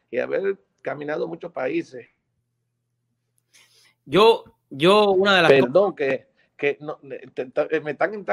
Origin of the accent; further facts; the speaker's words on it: Dominican Republic; Entonces, en mi país, República Dominicana, en ese entonces, había una escasez de combustible.